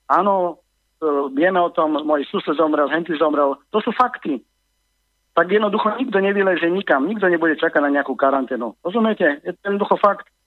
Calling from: Germany; volal som vám e, z Nemecka, volám.

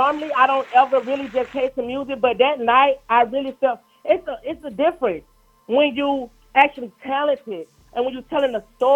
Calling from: Brooklyn, New York, United States; I'm calling from motherfucking Brooklyn, but I just touched down to Atlanta.

